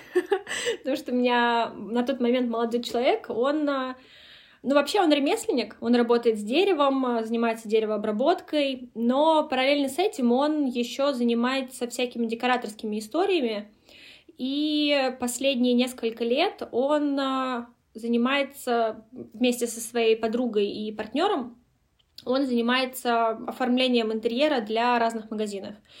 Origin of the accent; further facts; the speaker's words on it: Kolomna, Moscow Oblast, Russia; я сама родилась в Коломне